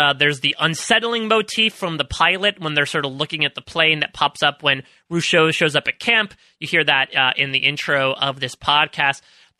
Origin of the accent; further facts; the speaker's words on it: Northeast, United States; I'm from the Northeast, is that I do not have much experience in the ways of the Midwest.